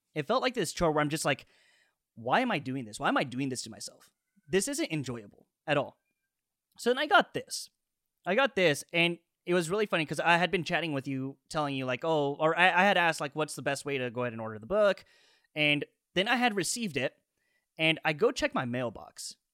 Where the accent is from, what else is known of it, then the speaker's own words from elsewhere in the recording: Indio, California, United States; also born or lived in Tijuana, Mexico; I was born in Tijuana, Mexico, but I've spent most of my life in Indio, California, where I was raised.